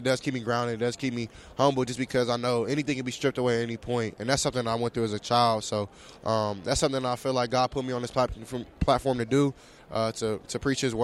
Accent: Southern California, United States; I'm from Southern California, so we're not too used to it

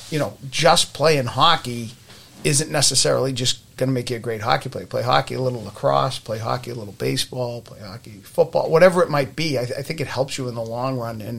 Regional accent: Winthrop, Massachusetts, United States; grew up in Winthrop

